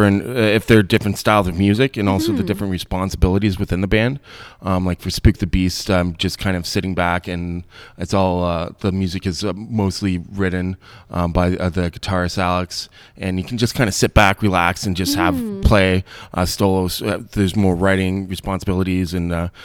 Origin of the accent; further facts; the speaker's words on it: St. Jacobs, Ontario, Canada; also born or lived in Peterborough; now in Kitchener, Canada; I'm from St. Jacobs originally